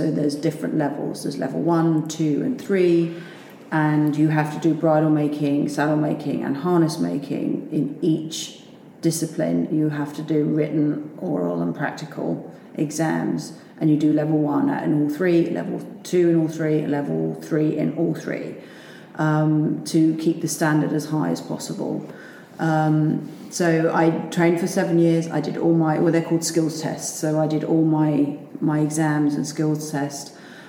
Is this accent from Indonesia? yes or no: no; United Kingdom; moved away as an adult; also born or lived in London; now in United States; So, I am British.